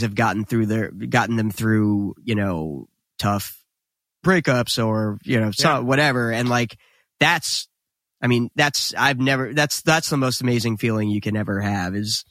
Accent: New Jersey, United States; we were instantly proud to be from New Jersey

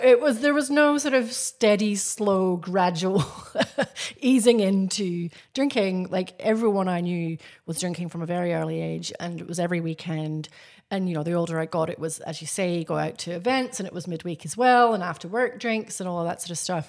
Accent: Scotland, United Kingdom; now in Australia; I grew up in Scotland. Very big drinking culture. I live in Australia.

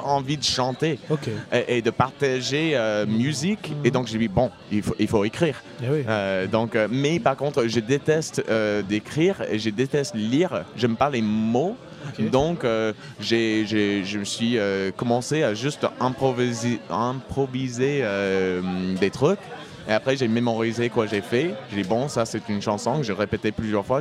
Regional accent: Indiana, United States; French is a second language; moved away as an adult; also born or lived in Brittany / Saint-Étienne; now in Toulouse, France; J'arrive de, de, Toulouse euh, aujourd'hui, mais j'ai grandi aux États-Unis, en Indiana

